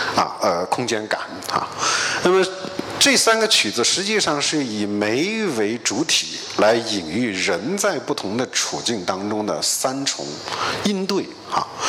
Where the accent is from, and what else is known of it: China